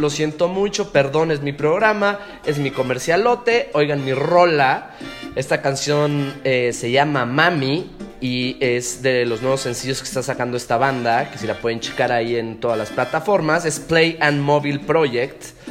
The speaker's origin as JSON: {"language": "Spanish", "country": "Mexico", "tie": "born or raised there", "also_born_or_lived": "Barranquilla, Colombia", "said": "Yo nací en Barranquilla, Colombia. Pero desde muy chico me vine a México, desde los tres"}